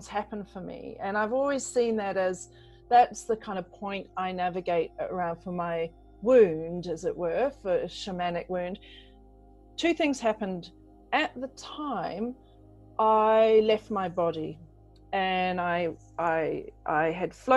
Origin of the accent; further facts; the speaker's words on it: New Zealand; also born or lived in England; I grew up in England and I was 8 years old when we moved to New Zealand. So hence the kind of funny accent.